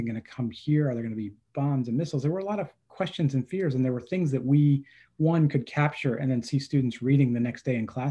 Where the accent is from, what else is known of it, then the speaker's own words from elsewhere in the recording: State College, Pennsylvania, United States; now in New Jersey, United States; I grew up in State College, so it's been since I can remember